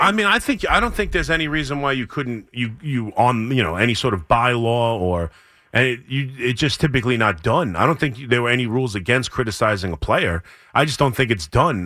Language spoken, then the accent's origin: English; Long Island, New York, United States; growing up on Long Island